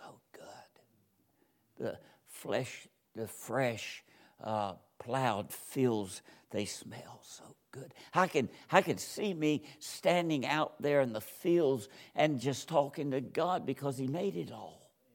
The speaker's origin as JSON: {"language": "English", "region": "Georgia", "country": "United States", "tie": "born or raised there", "moved": "yes", "said": "I'm from Georgia, and, uh, I was, was born and raised there"}